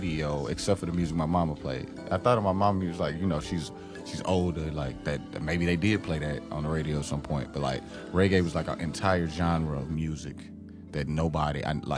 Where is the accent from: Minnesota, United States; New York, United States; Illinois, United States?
Illinois, United States; East St. Louis; I grew up in East St. Louis.